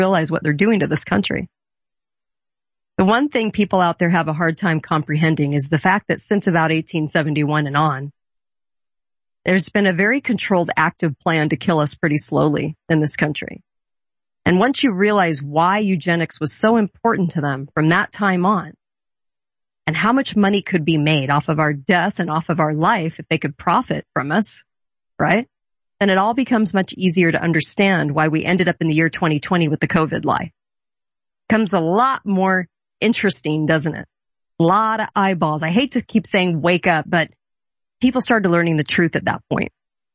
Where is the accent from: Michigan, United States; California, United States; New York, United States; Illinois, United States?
California, United States; Orange County; growing up in California on the beach in Orange County